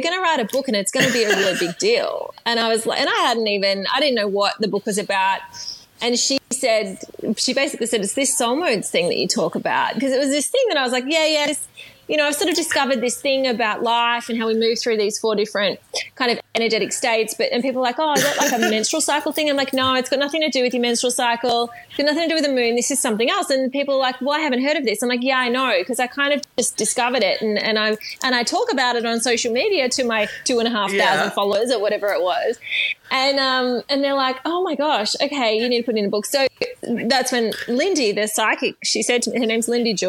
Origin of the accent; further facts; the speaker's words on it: Melbourne, Victoria, Australia; I grew up in Melbourne in the eastern suburbs of Melbourne